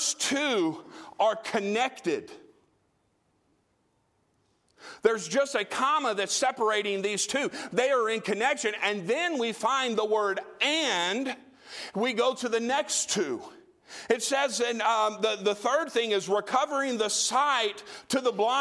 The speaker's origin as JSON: {"language": "English", "region": "Tennessee", "country": "United States", "said": "I come from Trailer Parkville, Tennessee."}